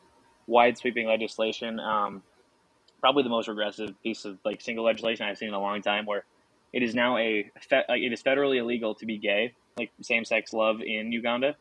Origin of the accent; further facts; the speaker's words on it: Minnesota, United States; I'm from Minnesota